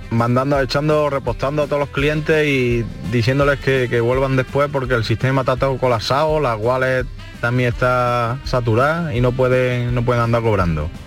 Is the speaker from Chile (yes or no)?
no; Estepa, Andalusia, Spain; Vine yo soy de Estepa, pero he echado gasoil, en Puente Genil